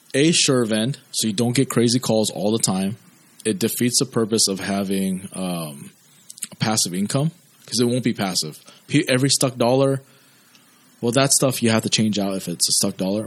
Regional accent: United States; been born and raised in America

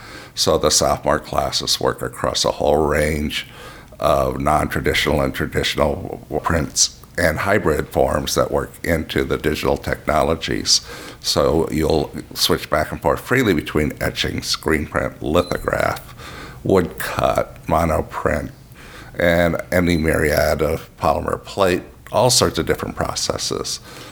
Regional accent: Midwest, United States; also born or lived in Heidelberg, Germany; Well, I was born in Heidelberg, Germany. I was an army brat and then moved around quite a bit when I was young. Settled kind of in the Midwest and then went to art school.

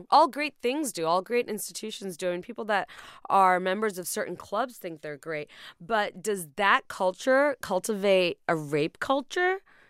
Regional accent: Dhaka, Dhaka Division, Bangladesh; moved away; I'm from Dhaka

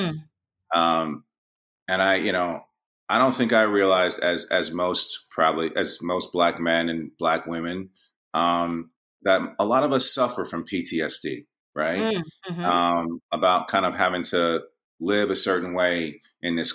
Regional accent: New York, United States; I'm from New York

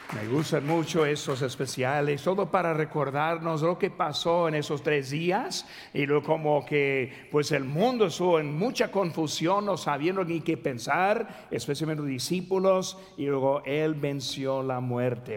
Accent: Mexico; soy mexicano

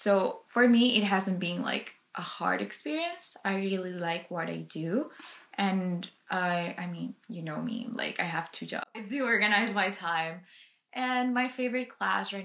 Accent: Colombia; English is a second language; moved away as an adult; now in Canada; I was born and raised in Colombia, but 2 years ago I moved to Canada

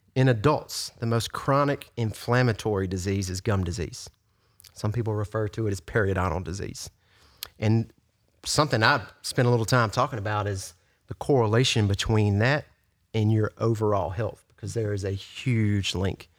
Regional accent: Yazoo City, Mississippi, United States; also born or lived in Brandon, Mississippi / Flowood, Mississippi; I'm from Yazoo City.

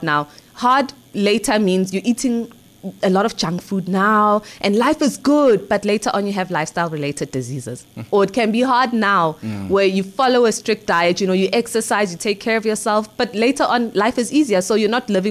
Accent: Ekurhuleni, Gauteng, South Africa; I grew up in the East Rand of Gauteng, Ekurhuleni.

